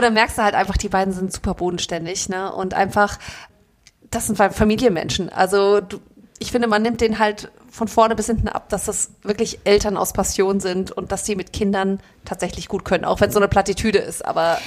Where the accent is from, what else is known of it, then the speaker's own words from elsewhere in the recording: Frankfurt, Hesse, Germany; sind beide Frankfurter Mädchen